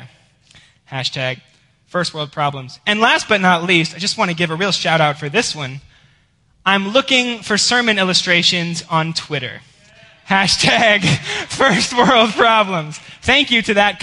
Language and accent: English; Georgia, United States; moved away; I am from Georgia